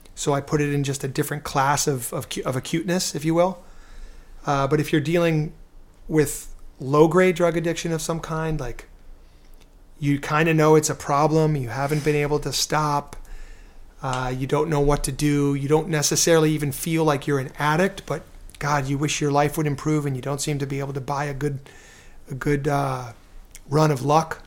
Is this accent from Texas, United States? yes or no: no; New York City, New York, United States; I'm from New York City, you know, very cynical guy, uh, in my earlier years